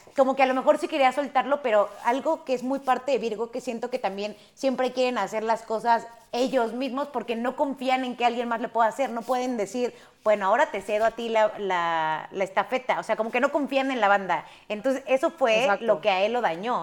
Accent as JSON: {"language": "Spanish", "country": "Mexico", "said": "nuestro país"}